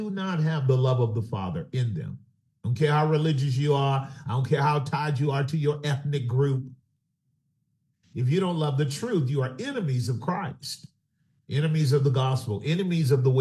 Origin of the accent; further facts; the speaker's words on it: California, United States; being a Californian here in the Bay Area